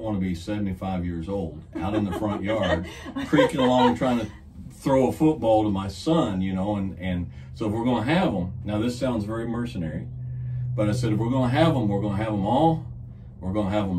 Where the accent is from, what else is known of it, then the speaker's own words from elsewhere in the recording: Kentucky, United States; I came from a very large extended family. From the same area there in Kentucky.